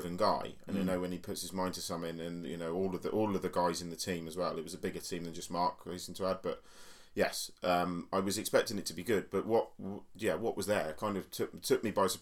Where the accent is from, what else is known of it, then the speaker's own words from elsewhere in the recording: Basingstoke, South East England, United Kingdom; my hometown of Basingstoke